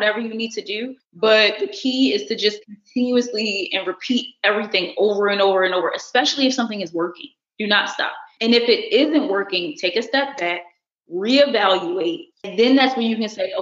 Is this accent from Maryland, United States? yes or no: yes; Baltimore, Maryland, United States; now in Los Angeles, United States; I'm from Baltimore City